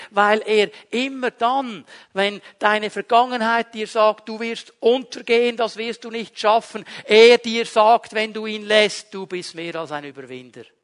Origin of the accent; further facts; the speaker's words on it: Switzerland; Ich fühle mich Immer als Schweizer, 24 Stunden am Tag, sieben Tage die Woche.